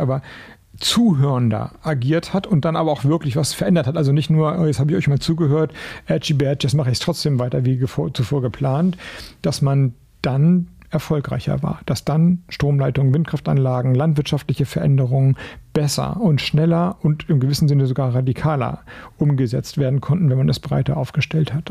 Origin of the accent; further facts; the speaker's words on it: Flensburg, Schleswig-Holstein, Germany; ich komme aus Flensburg